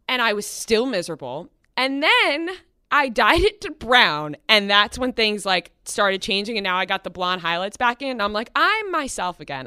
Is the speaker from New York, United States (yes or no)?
yes; Long Island, New York, United States; I'm from Long Island, and my dad drove me into the city at least three, four times a week